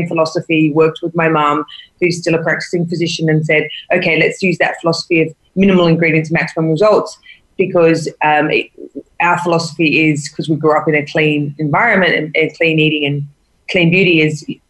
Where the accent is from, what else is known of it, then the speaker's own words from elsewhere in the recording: Sydney, New South Wales, Australia; we grew up in Sydney